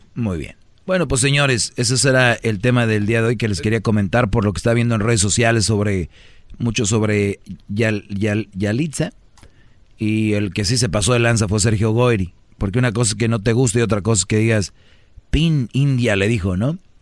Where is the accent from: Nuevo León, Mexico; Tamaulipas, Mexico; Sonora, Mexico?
Nuevo León, Mexico; now in Los Angeles, United States; Nuevo León, de donde yo soy